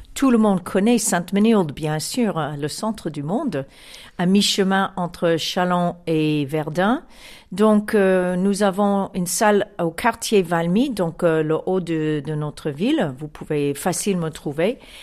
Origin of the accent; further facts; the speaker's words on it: Chicago, Illinois, United States; French is a second language; now in France; je viens de Chicago